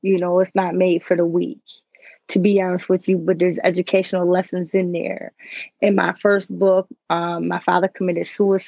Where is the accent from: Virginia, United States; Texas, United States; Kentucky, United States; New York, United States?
New York, United States; Lockport; It's a little town called Lockport.